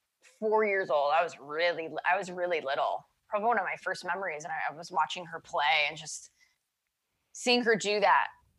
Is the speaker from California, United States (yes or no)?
yes; Los Angeles, California, United States; I'm born and raised in Los Angeles